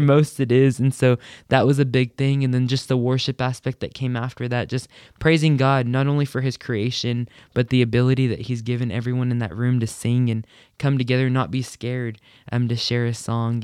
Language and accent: English; Hobbs, New Mexico, United States; moved away as an adult; now in Lubbock, United States; I'm from Hobbs, New Mexico